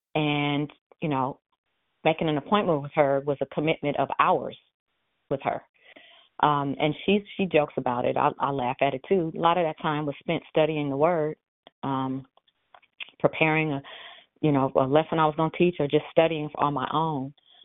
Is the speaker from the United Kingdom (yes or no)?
no; India; I'm Indian, so I use seven.